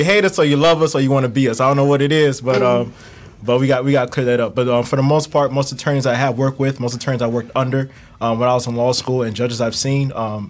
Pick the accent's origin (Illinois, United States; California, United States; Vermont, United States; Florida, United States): Florida, United States; Broward County; Born and raised in Broward County, Florida.